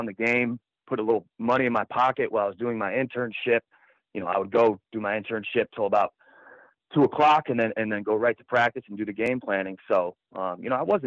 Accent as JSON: {"language": "English", "town": "Holland Patent", "region": "New York", "country": "United States", "tie": "born or raised there", "said": "That's my hometown."}